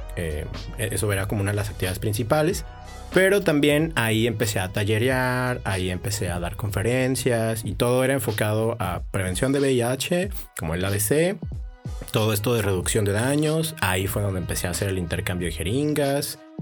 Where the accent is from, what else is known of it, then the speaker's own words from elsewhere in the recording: Tijuana, Baja California, Mexico; also born or lived in Chihuahua; acá en Tijuana y pues yo crecí en el Florido